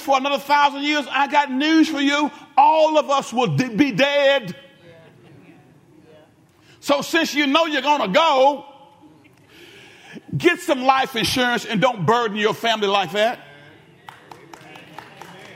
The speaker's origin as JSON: {"language": "English", "town": "Benton", "country": "United States", "said": "I'm from the town of Benton. I was from Benton before it was cool to be from Benton"}